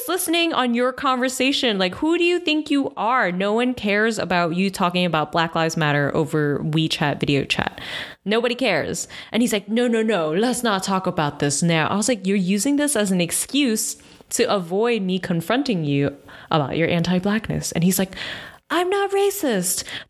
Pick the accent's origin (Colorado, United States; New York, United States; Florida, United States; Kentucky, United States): New York, United States; New York City; also born or lived in Houston, Texas; I grew up in New York. I was born in Manhattan, raised in Brooklyn, and my family's still here